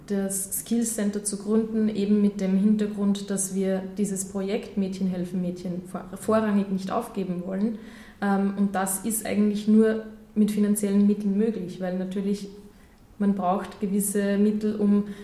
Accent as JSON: {"language": "German", "country": "Austria", "tie": "born or raised there", "said": "ich bin in Österreich geboren, aufgewachsen, ich bin immer schon hier"}